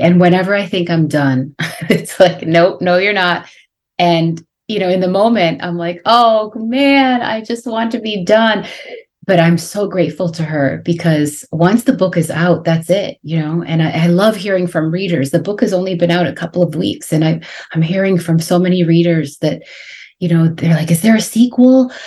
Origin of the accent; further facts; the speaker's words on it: a suburb of Boston, Massachusetts, United States; also born or lived in Guatemala; even though we lived in a suburb of Boston in Massachusetts.